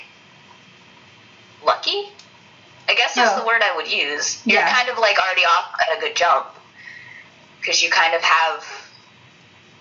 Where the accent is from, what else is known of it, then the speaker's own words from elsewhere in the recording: United States; as an American and as a Black person